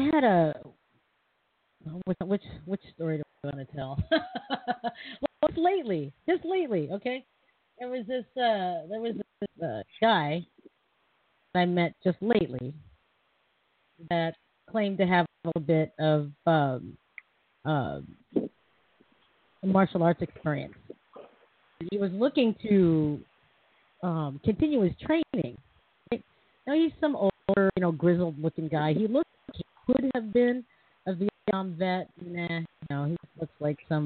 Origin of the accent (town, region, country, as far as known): Seattle, Washington, United States